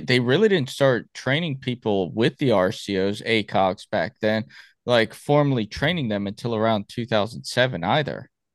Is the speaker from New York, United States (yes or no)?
no; Miami, Florida, United States; I'm from Miami